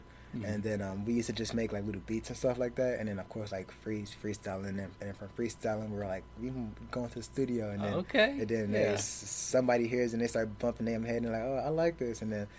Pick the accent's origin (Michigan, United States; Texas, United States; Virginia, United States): Texas, United States; Arlington; Yes, I'm actually from Arlington.